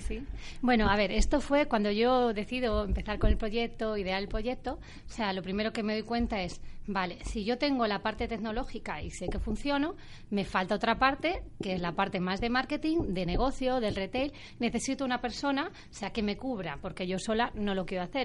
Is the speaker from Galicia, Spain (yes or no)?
yes; A Coruña, Galicia, Spain; yo he vivido desde muy pequeña también con Inditex, yo soy de Coruña